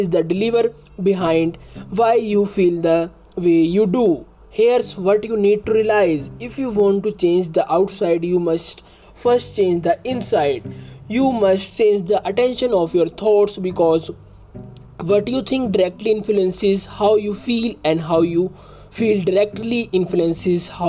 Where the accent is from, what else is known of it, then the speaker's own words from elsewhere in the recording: India; I am from India